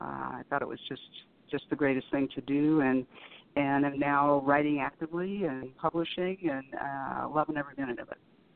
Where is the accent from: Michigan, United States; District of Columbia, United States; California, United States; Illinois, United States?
California, United States; Southern; I was born and bred in Southern California and still live here in North San Diego County.